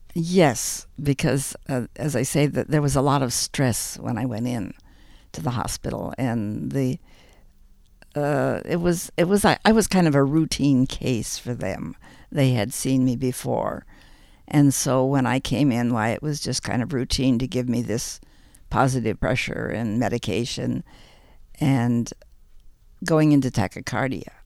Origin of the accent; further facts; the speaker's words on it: Ames, Iowa, United States; also born or lived in Chicago, Illinois; I was born in Chicago, but at the age of five, my family moved to the middle of Iowa, and um, as such, I grew up most of my life in Ames, Iowa.